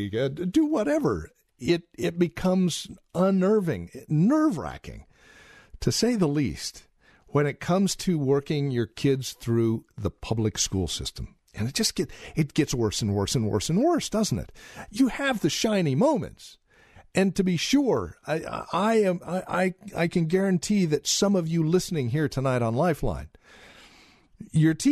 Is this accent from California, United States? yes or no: yes; Yreka, California, United States; I was raised in Yreka, California.